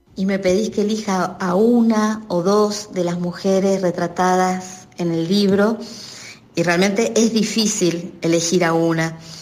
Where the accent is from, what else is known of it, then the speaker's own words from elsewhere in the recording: Mendoza, Argentina; moved away as an adult; now in San Juan, Argentina; soy mendocina, pero hace más de 20 años, me vine a vivir a San Juan